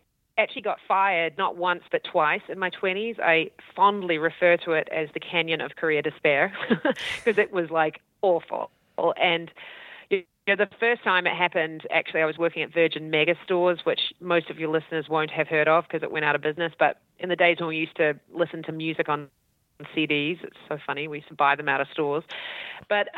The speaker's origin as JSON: {"language": "English", "country": "New Zealand", "also_born_or_lived": "Auckland / Christchurch", "accent": "Kiwi", "said": "I'm from New Zealand."}